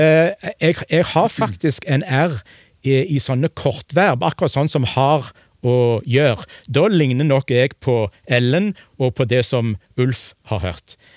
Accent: Egersund, Rogaland, Norway; Jeg kommer fra Egersund, eh, men jeg har det verre enn begge de to andre, for jeg har aldri snakka egersundsk

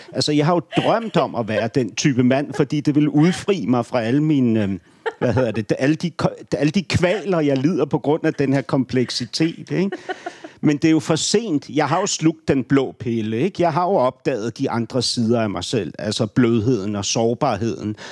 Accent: Ordrup, Capital Region of Denmark, Denmark; also born or lived in Beirut, Lebanon / Nørrebro, Copenhagen; now in Copenhagen, Denmark; jeg kommer fra Ordrup

